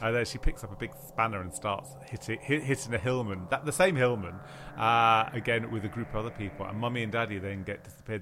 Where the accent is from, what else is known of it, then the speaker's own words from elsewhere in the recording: London, United Kingdom; when I was brought up in London